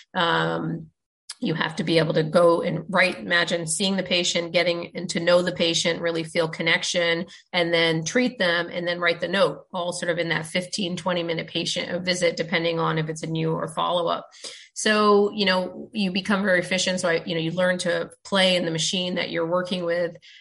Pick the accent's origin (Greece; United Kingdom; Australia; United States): United States; growing up in the States